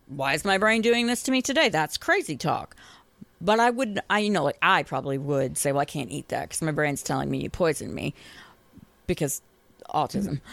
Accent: Boston, Massachusetts, United States; now in Tennessee, United States; I grew up in Boston

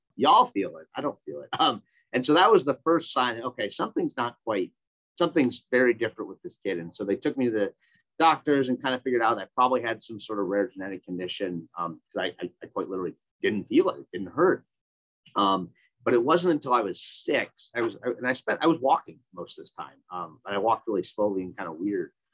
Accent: Minnesota, United States; I grew up in Minnesota.

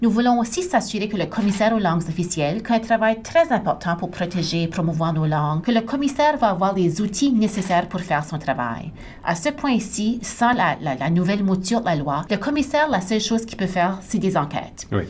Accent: Acadia, New Brunswick, Canada; accent: Acadian; par mon accent que je suis acadienne

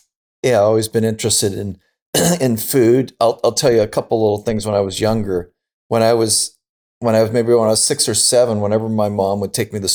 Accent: Pasadena, California, United States; I grew up in Pasadena in Southern California.

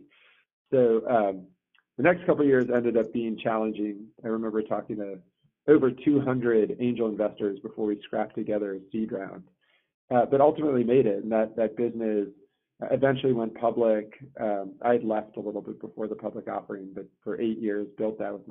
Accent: North Carolina, United States; born or raised there; also born or lived in Johannesburg, South Africa

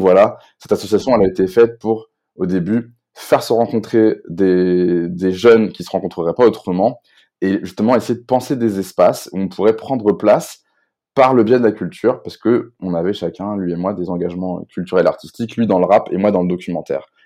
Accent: Rennes, Brittany, France; je suis un jeune Rennais, enfin jeune plus si jeune, mais je suis Rennais

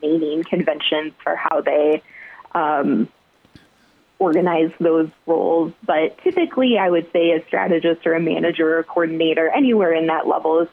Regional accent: Iowa, United States; moved away as an adult; also born or lived in Mankato, Minnesota / South Dakota; now in Las Vegas, United States; I grew up in Iowa

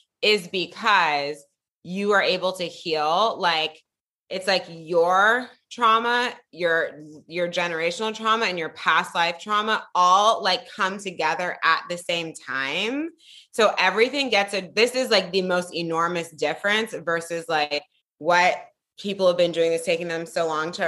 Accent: Piedmont, California, United States; I grew up in Piedmont, California. I'm from the Bay Area.

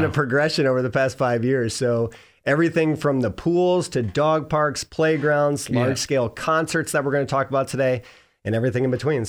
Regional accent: Cleveland, Ohio, United States; also born or lived in Korea; Cleveland, Ohio, originally.

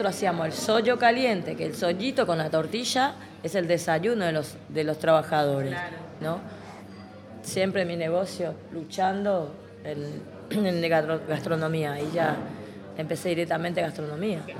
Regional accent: Paraguay; moved away as an adult; now in Buenos Aires, Argentina; Y después lo vine de Paraguay, que yo ya tenía conocimiento en Paraguay trabajando de esto. Entonces, yo lo que hice, dejé a mi marido encargado de la casa, supuestamente, y yo me vine para Buenos Aires

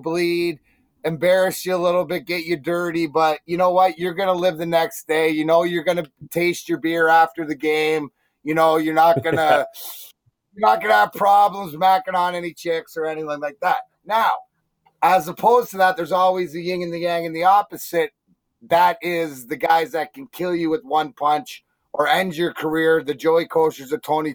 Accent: Ontario, Canada; I'm from Ontario.

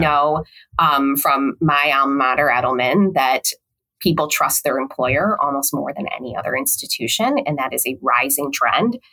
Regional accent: Chicago, Illinois, United States; I eventually moved back home to Chicago

